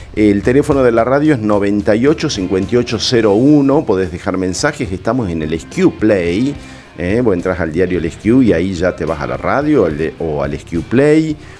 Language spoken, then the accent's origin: Spanish; Argentina; como argentino